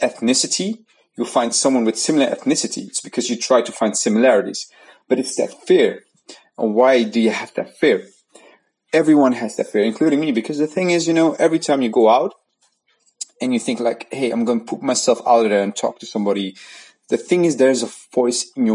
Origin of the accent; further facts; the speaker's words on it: Netherlands; the Netherlands, where I'm from